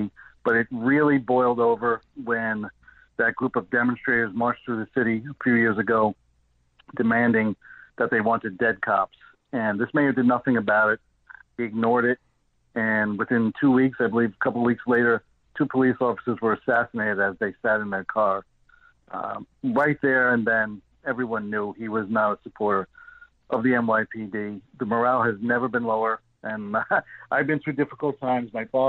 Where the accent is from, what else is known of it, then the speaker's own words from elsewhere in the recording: New York City, New York, United States; I grew up in Gravesend, Brooklyn, Ocean Parkway, East 2nd Street area, and I attended Severian High School in Bay Ridge.